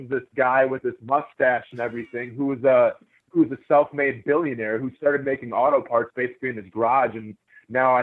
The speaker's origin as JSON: {"language": "English", "region": "Wisconsin", "country": "United States", "tie": "born or raised there", "moved": "yes", "lives_now": "Jacksonville, United States", "said": "growing up in Wisconsin, there would always be some shows in Stevens Point or Milwaukee that we would go"}